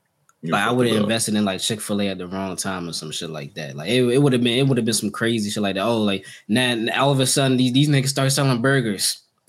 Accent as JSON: {"language": "English", "country": "Jamaica", "tie": "born or raised there", "said": "Growing up in Jamaica, you ain't had nothing."}